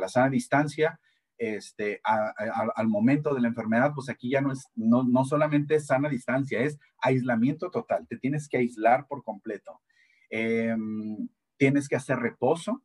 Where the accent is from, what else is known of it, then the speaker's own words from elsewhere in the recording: Mexico; nosotros como mexicanos